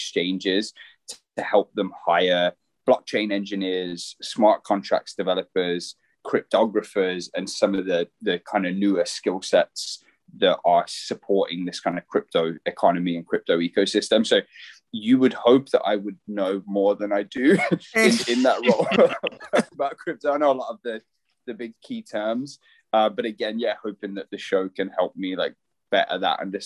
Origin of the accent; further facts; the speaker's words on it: Birmingham, West Midlands, United Kingdom; moved away as an adult; now in Breckenridge, United States; I'm from Birmingham in the UK, originally from the UK, but now living out in America in a tiny little mountain town called Breckenridge in Colorado